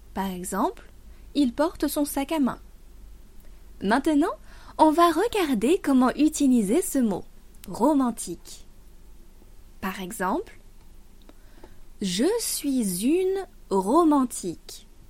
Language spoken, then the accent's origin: French; France; moved away as an adult; now in China; je suis française